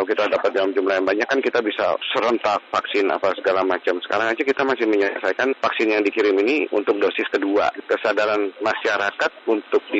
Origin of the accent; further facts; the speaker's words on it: Surakarta, Central Java, Indonesia; kan tadi saya bilang saya orang Solo.